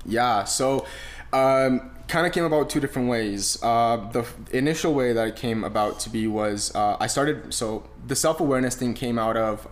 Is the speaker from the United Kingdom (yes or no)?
no; Romania; now in Canada; I was born in Romania, very humble beginnings. Uh, I didn't. I mean, we grew up on a in a town of 300 people.